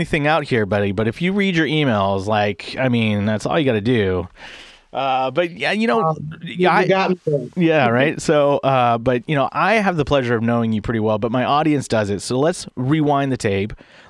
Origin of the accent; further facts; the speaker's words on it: San Francisco Bay Area, California, United States; I grew up in the San Francisco Bay Area, so it was always really diverse